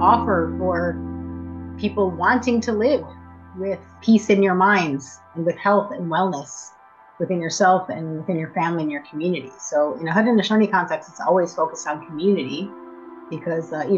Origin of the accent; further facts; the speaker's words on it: Buffalo, New York, United States; also born or lived in Fort Erie, Ontario / Six Nations, Ontario / Tyendinaga; now in Burlington, Canada; I was born and raised in Buffalo, lived in Fort Erie, lived at Six Nations for 20 years